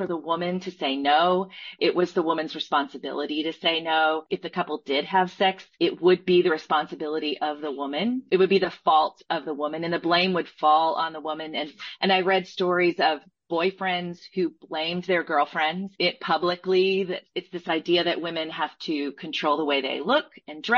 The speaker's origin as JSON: {"language": "English", "region": "Southeastern United States", "country": "United States", "tie": "born or raised there", "said": "I was raised in the Southeastern United States"}